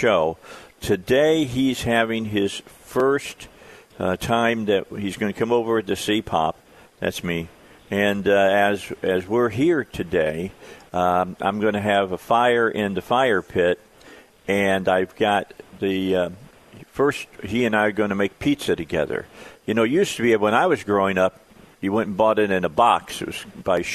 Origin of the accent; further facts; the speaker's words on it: outside Chicago, Northwest Indiana, United States; now in Arkansas, United States; I grew up outside of Chicago, all right? I was in Northwest Indiana